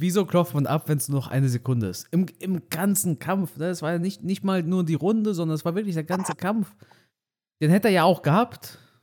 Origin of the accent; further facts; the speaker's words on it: Romania; moved away; meinem Heimatdorf in Rumänien